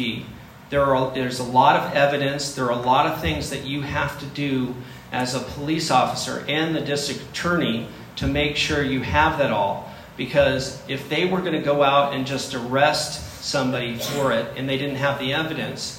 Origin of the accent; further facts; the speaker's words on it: Chula Vista, California, United States; My wife and I we both grew up in the city of Chula Vista